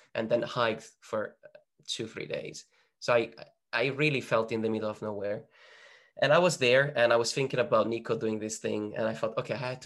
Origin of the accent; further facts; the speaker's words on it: northern Italy, Italy; moved away; the place that I was born in Northern Italy